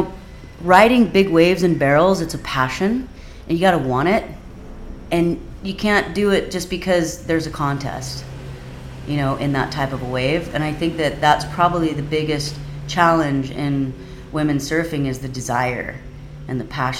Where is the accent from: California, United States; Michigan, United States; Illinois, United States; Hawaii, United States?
Hawaii, United States; Kauai; because I grew up on Kauai and I grew up with the Kauai boys, and that's what I was used to doing